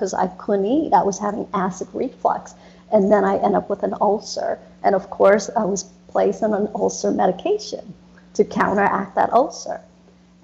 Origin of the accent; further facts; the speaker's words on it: United States; also born or lived in Vietnam; growing up in America